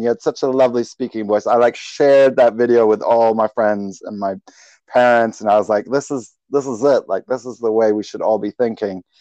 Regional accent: Germany; now in New Zealand; I grew up in Germany

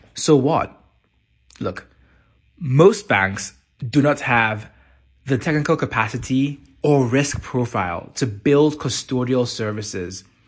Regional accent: Nigeria; Nigeria, my home country

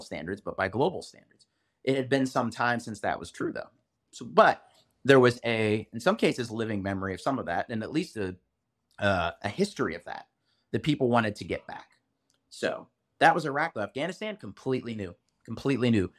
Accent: United States; as an American

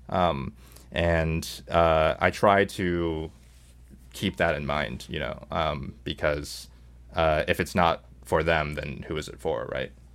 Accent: Seattle, Washington, United States; moved away as an adult; also born or lived in Hong Kong; now in New York City, United States; I was born in Hong Kong, uh, grew up in Seattle, and went to school, uh, went to college in New York.

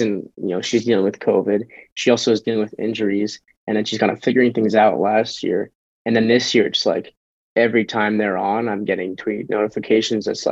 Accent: Michigan, United States; now in Portland, United States; I'm obviously from Michigan

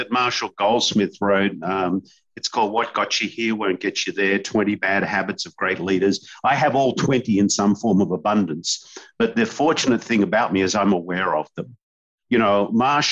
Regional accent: Australia; now in San Diego, United States; us Aussies

